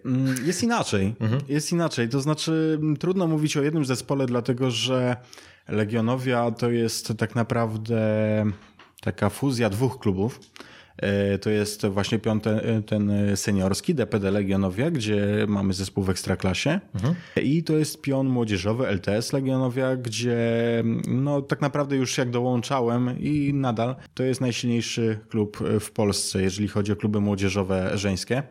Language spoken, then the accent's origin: Polish; Siedlce, Masovian Voivodeship, Poland; w Siedcach po prostu skąd pochodzę